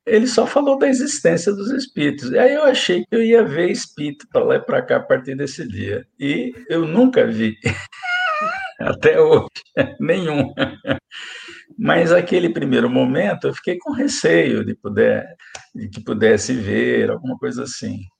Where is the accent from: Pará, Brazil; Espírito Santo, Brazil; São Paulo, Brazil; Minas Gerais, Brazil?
São Paulo, Brazil; Araraquara; born or raised there